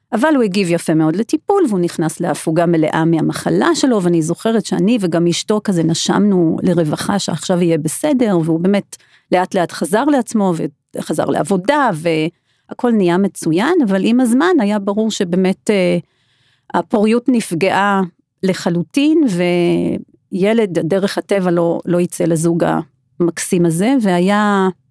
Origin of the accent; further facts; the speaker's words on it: South Africa; moved away as an adult; now in Israel; אני דרום אפריקאית במקור, ואני למדתי שם רפואה